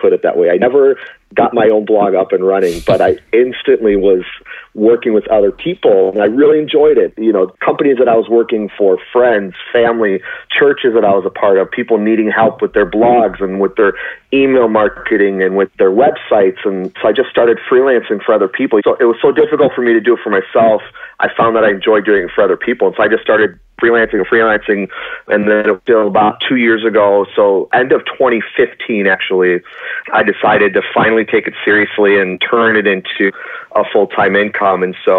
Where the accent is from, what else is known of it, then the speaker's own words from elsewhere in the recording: Spooner, Wisconsin, United States; born there; now in Minneapolis, United States; Yeah, so I was born in a small town called Spooner, Wisconsin, about 2 hours outside of the Twin Cities in Minnesota. My wife and I currently live in Minneapolis, Minnesota, though.